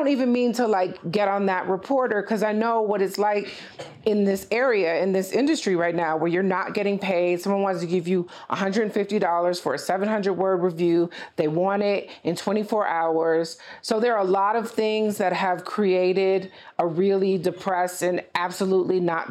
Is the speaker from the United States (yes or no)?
yes; Detroit, Michigan, United States; I'm from Detroit